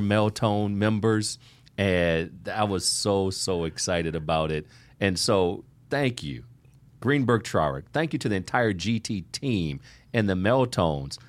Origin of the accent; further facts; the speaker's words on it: Ohio, United States; I grew up in Ohio